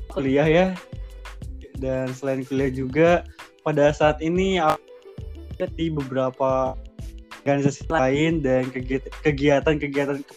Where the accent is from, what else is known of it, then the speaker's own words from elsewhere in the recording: Purwakarta, West Java, Indonesia; saya eh, lahir dan besar di kota Purwakarta, yaitu yang di Jawa Barat